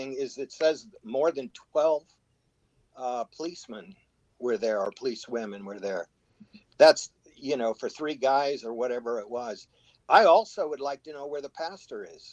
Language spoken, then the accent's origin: English; Seattle, Washington, United States; now in Arizona, United States; I grew up in Seattle